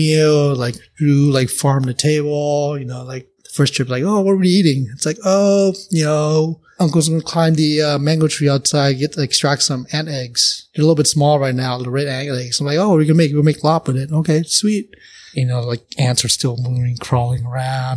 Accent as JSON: {"language": "English", "town": "Oakland", "region": "California", "country": "United States", "tie": "born or raised there", "said": "I'm from NorCal"}